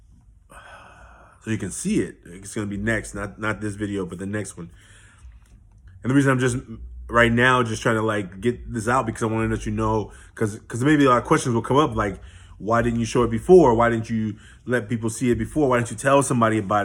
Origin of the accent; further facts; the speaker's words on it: Oakland, California, United States; I'm born and raised in Oakland